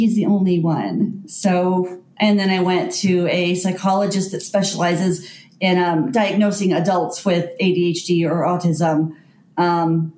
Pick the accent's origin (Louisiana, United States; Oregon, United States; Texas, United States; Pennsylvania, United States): Texas, United States; North; moved away as an adult; also born or lived in Colorado; now in Ault, United States; I'm actually from North Texas